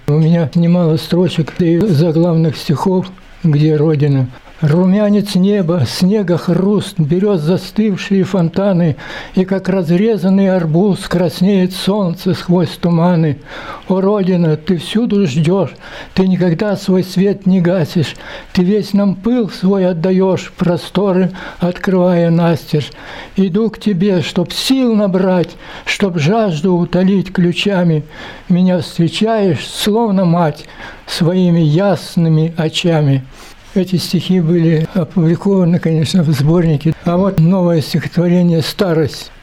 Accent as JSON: {"language": "Russian", "region": "Siberia", "country": "Russia", "tie": "born or raised there", "said": "Я же родился в Сибири"}